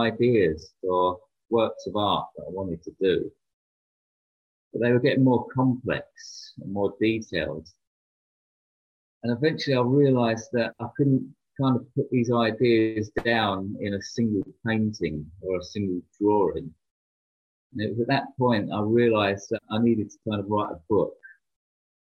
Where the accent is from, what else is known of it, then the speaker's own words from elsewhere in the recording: London, United Kingdom; I grew up in London, and that was during the 1990s